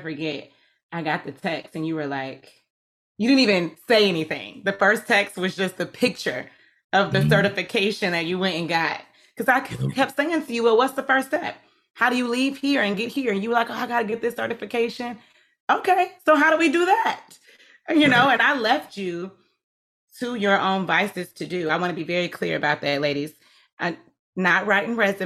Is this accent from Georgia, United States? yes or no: yes; Atlanta, Georgia, United States; I'm from Atlanta, not Georgia.